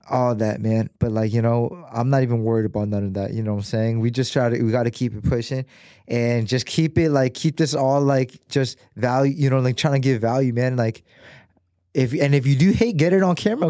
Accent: United States; growing up in America

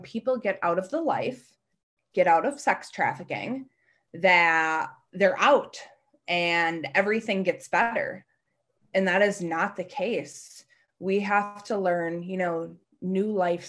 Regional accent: Hartford, Connecticut, United States; my hometown of Hartford

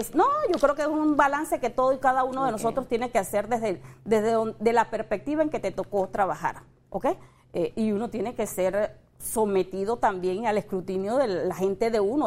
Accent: Panama; como panameños

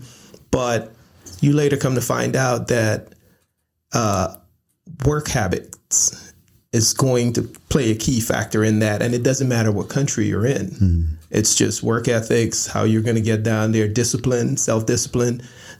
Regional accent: Brooklyn, New York, United States; And our culture, the environment that we grew up in Brooklyn, New York, basically it was based on what you wore, you know, what you have.

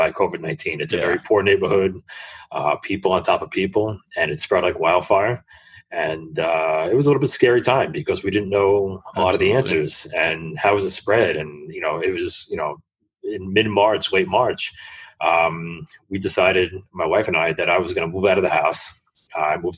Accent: New York City, New York, United States; I'm from New York City

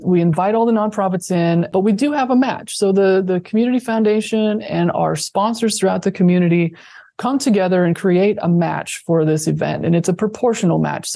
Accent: Thayer County, Nebraska, United States; now in Lincoln, United States; even my hometown, my home county of Thayer County has a Giving Day as well

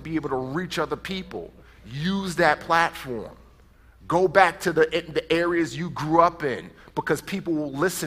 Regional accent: New York City, New York, United States; moved away; I grew up in the Bronx

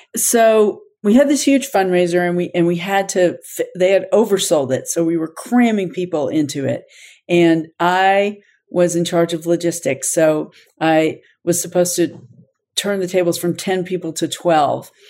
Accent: Little Rock, Arkansas, United States; moved away as an adult; also born or lived in Boston / Crested Butte; I'm from Arkansas, and it's a very small state, and I had known both governor at the time, Clinton, and Hillary growing up

